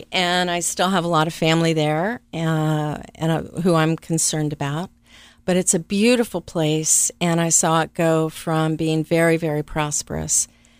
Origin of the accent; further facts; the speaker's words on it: Venezuela; also born or lived in West Virginia; I was actually born in West Virginia, but about 6 months old, my Venezuelan father kind of scooped my mother up and took the family down to the interior of Venezuela.